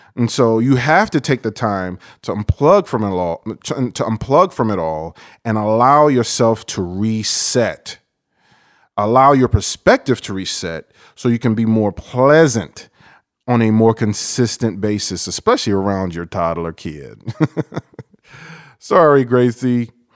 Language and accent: English; New York, United States; I'm from New York, and I have Haitian and Dominican in my blood